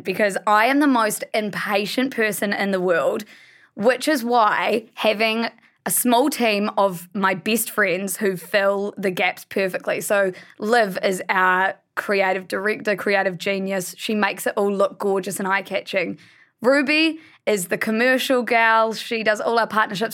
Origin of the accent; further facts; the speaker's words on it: Blenheim, Marlborough, New Zealand; We're all from Blenheim, which is a small town